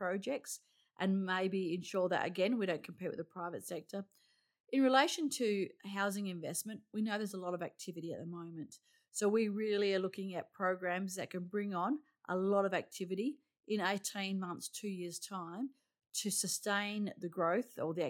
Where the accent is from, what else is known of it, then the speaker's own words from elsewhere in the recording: Roleystone, Western Australia, Australia; I grew up in the hills. I grew up in Rolling Stone.